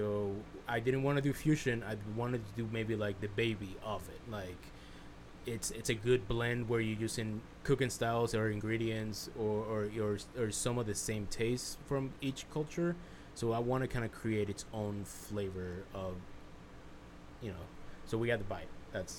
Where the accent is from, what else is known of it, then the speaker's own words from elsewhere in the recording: United States; growing up being Mexican, but growing up in the United States